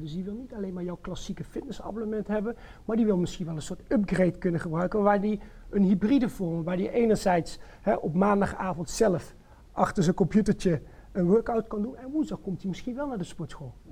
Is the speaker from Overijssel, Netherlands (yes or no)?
no; North Brabant, Netherlands; moved away as an adult; now in Zwolle, Netherlands; geboren en getogen in Brabant, inmiddels 22 jaar woonachtig in Zwolle.